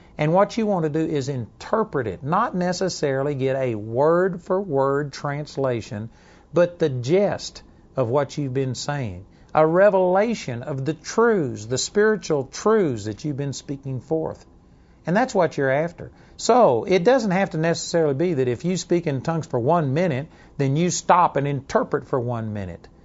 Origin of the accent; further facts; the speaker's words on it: Texas, United States; accent: Texas twang; also born or lived in Dallas, Texas / Arlington, Texas; my Texas twang